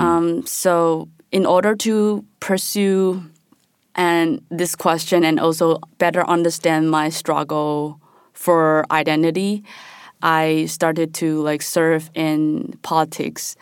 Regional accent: Taiwan; moved away; also born or lived in Chicago / Taipei; I'm from Taiwan

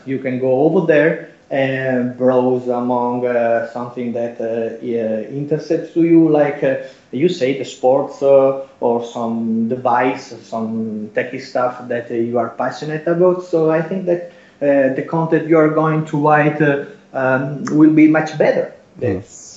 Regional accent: Italy; English is a second language; I'm Italian, so English is my second language, or maybe my third language, because I can speak Spanish much better than English

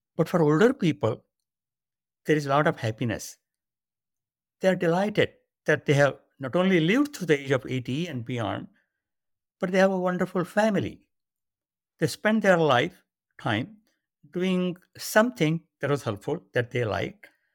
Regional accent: India; moved away as an adult; now in United States; I was born and grew up in India.

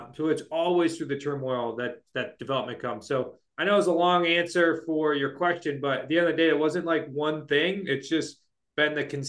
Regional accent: Shrewsbury, Massachusetts, United States; I am not moving back to Shrewsbury, Massachusetts until we live on the other side of town

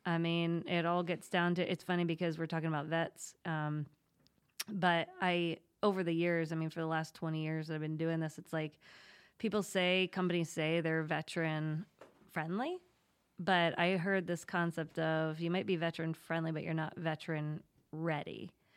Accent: State College, Pennsylvania, United States; moved away as an adult; also born or lived in New York City; now in Wilmington, United States; I'm from Pennsylvania, grew up in State College, proud Penn Stater

